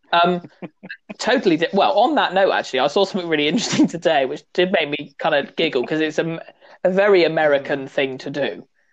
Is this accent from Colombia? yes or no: no; West Country, South West England, United Kingdom; I'm from the West country.